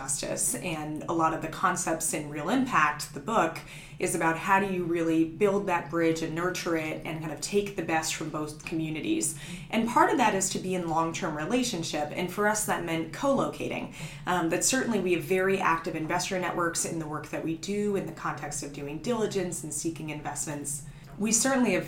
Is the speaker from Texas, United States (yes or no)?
no; Los Angeles, California, United States; I grew up in Los Angeles